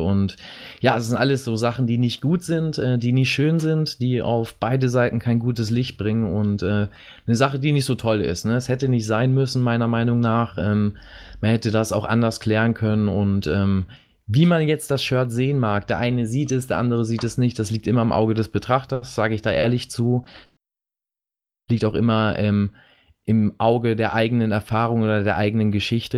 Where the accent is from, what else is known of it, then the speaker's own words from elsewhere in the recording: Germany; bei uns in Deutschland